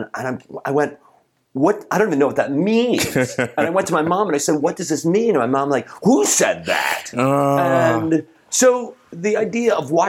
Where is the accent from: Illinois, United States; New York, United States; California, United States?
Illinois, United States; Chicago; Certainly the prejudice that I grew up with in Chicago.